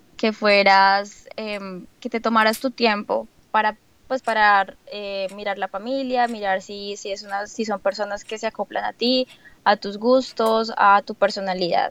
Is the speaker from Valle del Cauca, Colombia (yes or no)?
no; Bogotá, Colombia; moved away as an adult; also born or lived in Maine / California / Boston; now in New York, United States; yo vengo de Bogotá